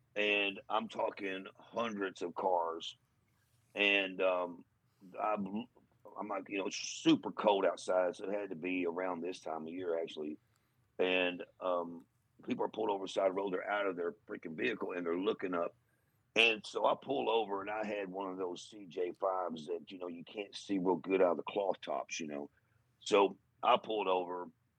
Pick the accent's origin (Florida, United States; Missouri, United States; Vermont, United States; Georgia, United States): Missouri, United States; Portageville; my hometown of Portageville.